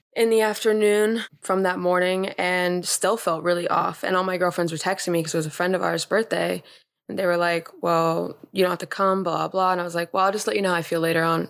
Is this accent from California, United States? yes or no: yes; Los Angeles, California, United States; I grew up in Los Angeles